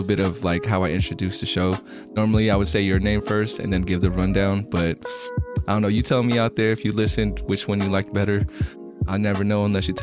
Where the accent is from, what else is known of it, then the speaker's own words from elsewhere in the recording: Bay Area, California, United States; also born or lived in Long Beach, California; I'm from the Bay Area in California, so like that San Francisco area